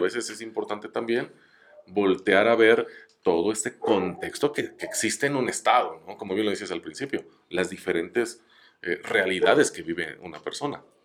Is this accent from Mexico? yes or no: yes; Mexico